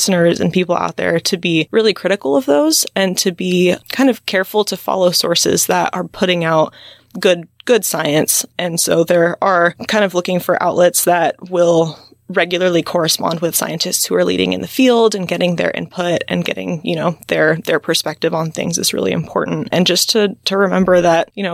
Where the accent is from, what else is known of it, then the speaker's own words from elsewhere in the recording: Central Valley of California, United States; I grew up in the Central Valley of California, kind of out in the country next to a walnut orchard.